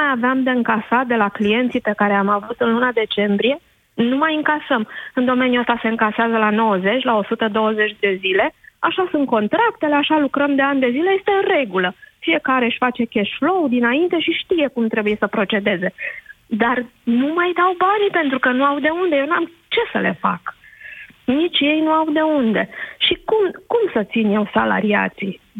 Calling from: Buftea, Ilfov, Romania; Bună ziua, Alina, sunt din Buftea.

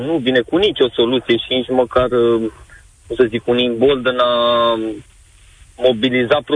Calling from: United Kingdom; Vă, vă sunt din Marea Britanie.

